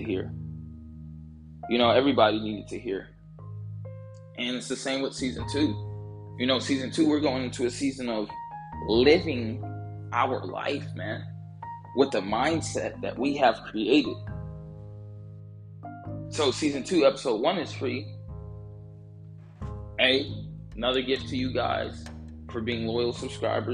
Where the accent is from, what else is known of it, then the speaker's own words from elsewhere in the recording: Georgia, United States; I'm from Georgia